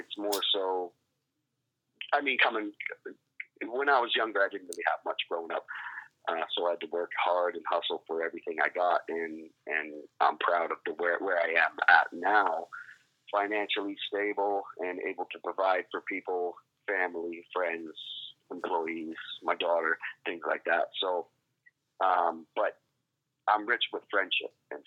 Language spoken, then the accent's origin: English; Esquimalt, British Columbia, Canada; Vancouver Island. Mm-hmm. Is where I grew up in a neighborhood called Esquimalt